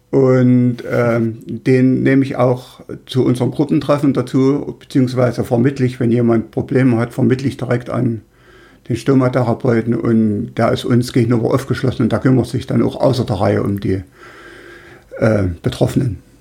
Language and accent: German; Weißenfels, Saxony-Anhalt, Germany; in meinem Heimatort in Weißenfels